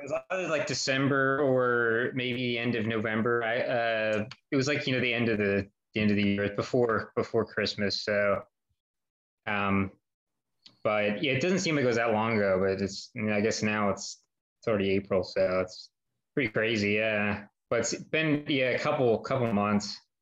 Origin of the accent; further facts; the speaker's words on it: United States; now in Philadelphia, United States; I wasn't born here. I was born outside